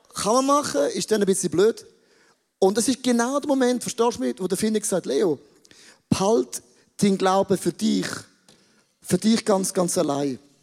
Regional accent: Switzerland; wir sind Schweizer.

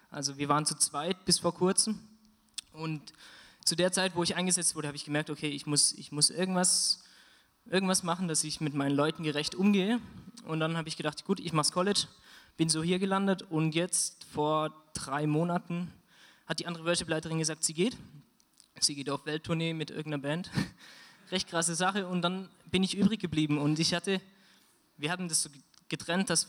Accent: Germany; ich komme aus Deutschland und ich bin dort im ICF ähm, seit vier Jahren jetzt am Musik machen.

